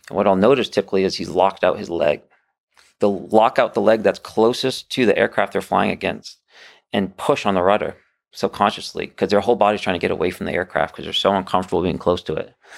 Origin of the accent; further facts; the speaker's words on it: United States; as an aviator and, you know, as an American